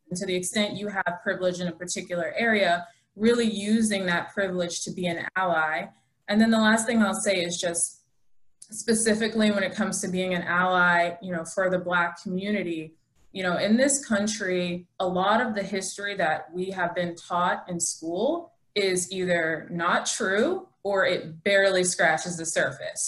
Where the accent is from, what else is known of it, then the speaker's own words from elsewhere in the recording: Lexington, Massachusetts, United States; I'm from Massachusetts. I, I grew up in Lexington, Massachusetts